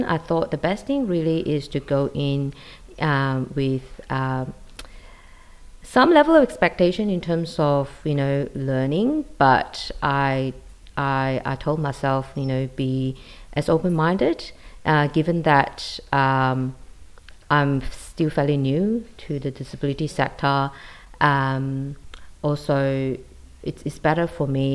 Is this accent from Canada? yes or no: no; Malaysia; moved away as an adult; now in Sydney, Australia; I'm originally from Malaysia. I came to Australia in 2000 and I live in Sydney.